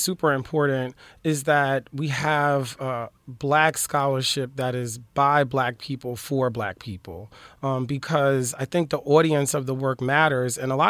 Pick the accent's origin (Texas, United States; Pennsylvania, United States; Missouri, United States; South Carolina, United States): Pennsylvania, United States; Philadelphia; now in Los Angeles, United States; I'm from Philly.